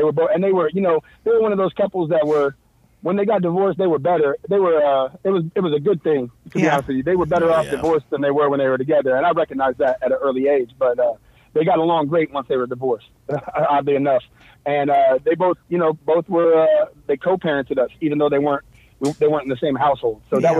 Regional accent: Terre Haute, Indiana, United States; also born or lived in Fort Bragg, North Carolina; Oh, no, actually, I take it back. I wasn't born in Terre Haute.

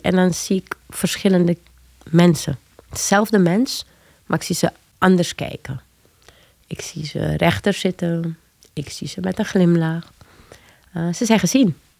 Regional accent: Paramaribo, Paramaribo District, Suriname; also born or lived in Leiden, Netherlands / Amsterdam Zuidoost, Netherlands; now in Amsterdam, Netherlands; Ik ben geboren in Leiden. Eh, maar op mijn vierde al teruggegaan naar Paramaribo, Suriname, met mijn ouders

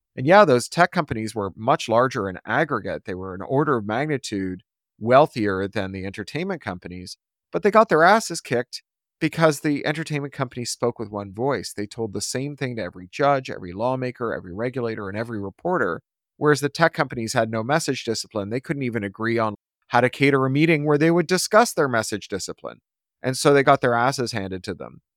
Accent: Toronto, Ontario, Canada; growing up in Toronto

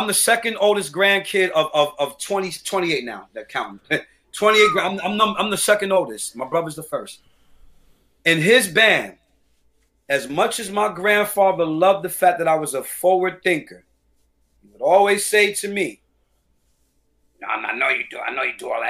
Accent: New York City, New York, United States; I'm from St. Mark's Avenue. I grew up in the streets

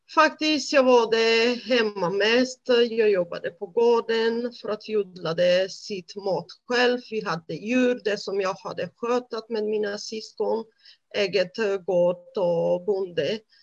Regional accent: Romania; Swedish is a second language; moved away as an adult; now in Sweden; jag är född i Rumänien. Som barn, jag växte upp i en väldigt bra familj

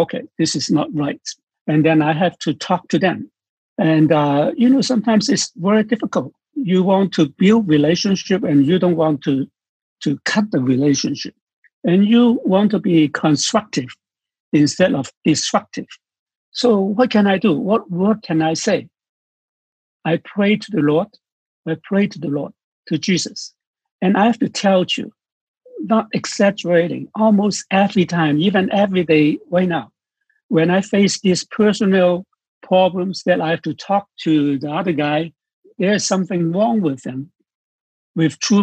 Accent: Hong Kong; I am from Hong Kong

